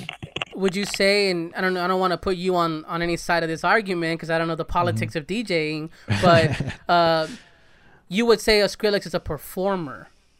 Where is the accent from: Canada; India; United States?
United States; California; I grew up in Southern California listening to Power, and it's like DJ Henry.